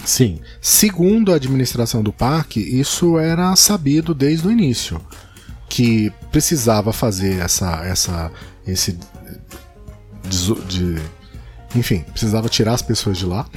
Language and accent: Portuguese; São Paulo, Brazil; moved away as an adult; now in Rio de Janeiro, Brazil; Eu sou paulista